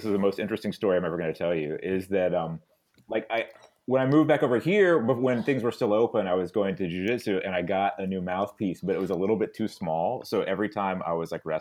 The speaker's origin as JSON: {"language": "English", "region": "Northwest Florida", "country": "United States", "also_born_or_lived": "New Orleans, Louisiana", "moved": "yes", "lives_now": "Japan", "said": "I live in Japan and research disasters, but I'm from Northwest Florida and lived in New Orleans for the last 8 years"}